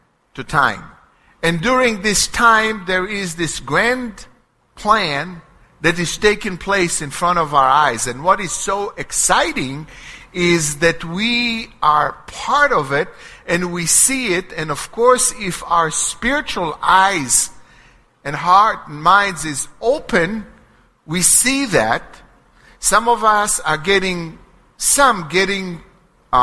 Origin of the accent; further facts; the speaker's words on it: Israel; first language Hebrew; English is a second language; moved away; growing up in Israel, from being in constant communications with my family there